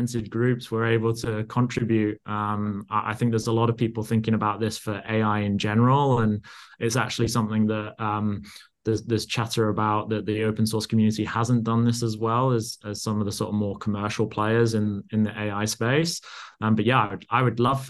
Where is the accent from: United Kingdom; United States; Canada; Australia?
United Kingdom; Yorkshire and the Humber; I actually grew up in Yorkshire